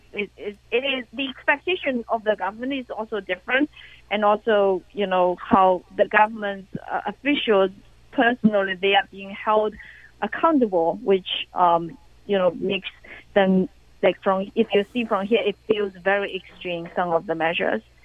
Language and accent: English; China; now in United States; in my hometown, you know, the, every day uh, the uh, every neighborhood have have a government official